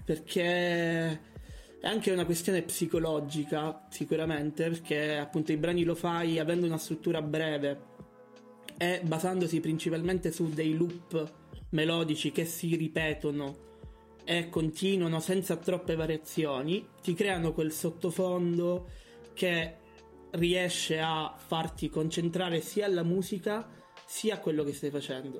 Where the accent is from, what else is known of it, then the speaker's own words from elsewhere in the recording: Catania, Sicily, Italy; moved away as an adult; now in Bologna, Italy; sono di Catania, eh, ma studio a Bologna da tre anni e mezzo